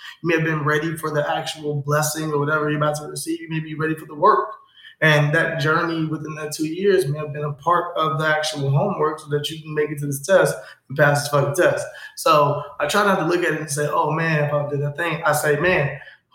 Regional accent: Chicago, Illinois, United States; I'm from K-Town, I'm from the West Side

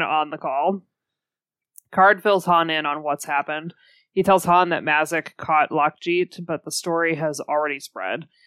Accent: United States; we're from the United States

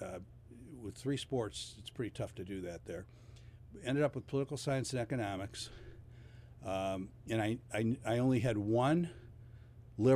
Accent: Cleveland, Ohio, United States; also born or lived in Parma, Ohio; I was born on West 77th, and I lived in the top of a double

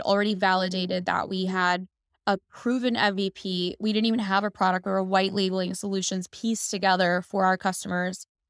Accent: Dallas, Texas, United States; also born or lived in Chicago; I was born in Chicago, then we moved to Dallas where my brother was born, and we kind of grew up in this, um, entrepreneurial household

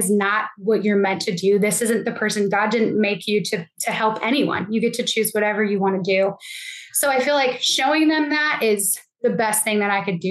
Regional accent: Buffalo, New York, United States; now in Tennessee, United States; I grew up in Buffalo, New York

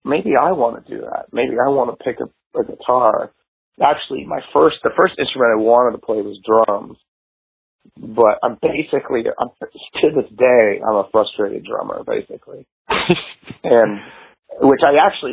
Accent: McLean, Virginia, United States; moved away as an adult; also born or lived in Georgetown, Washington, D.C. / Silver Spring, Maryland; now in Seattle, United States; I lived in most pretty much from kindergarten through, you know, graduating high school, lived in McLean, Virginia.

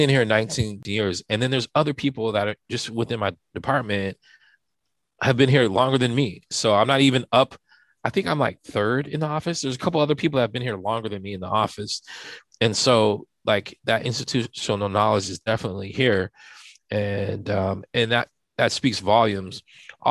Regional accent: Santa Barbara, California, United States; moved away as an adult; also born or lived in overseas; I'm from Santa Barbara. I wasn't really born. I'm in Santa Barbara. My father was in the military, so I was born overseas.

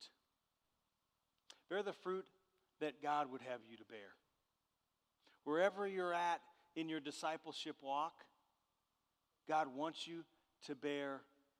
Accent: Southern California, United States; I grew up in Southern California, and the area that I grew up in had walnut trees

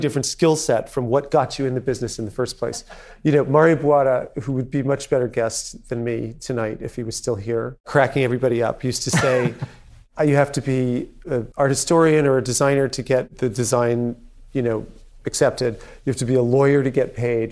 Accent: New York, United States; we didn't have any heirs growing up on the Upper East Side

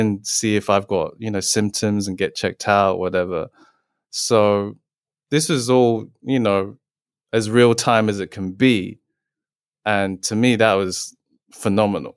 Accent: England, United Kingdom; I was born and raised in England.

